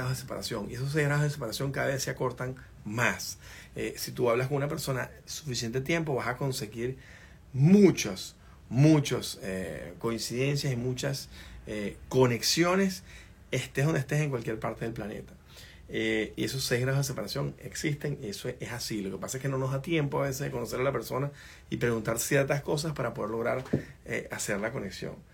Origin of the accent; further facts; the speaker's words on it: Venezuela; moved away as an adult; Cuando yo me fui en el 2016 de Venezuela, decíamos que teníamos todo en la coordinadora, en el negocio nuestro, teníamos todo invertido en Venezuela